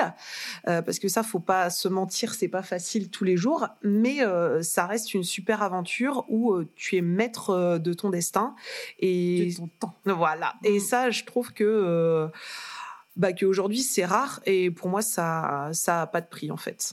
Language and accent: French; Lille, Hauts-de-France, France; moved away as an adult; also born or lived in Reims / Paris; je suis née à Lille. Placébastopol. Une vraie de vraie